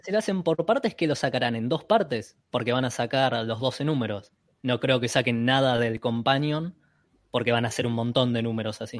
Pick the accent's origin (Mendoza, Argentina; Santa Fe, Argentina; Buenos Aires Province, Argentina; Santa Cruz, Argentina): Buenos Aires Province, Argentina; Berazategui; yo que soy de, de Vareda, acá de zona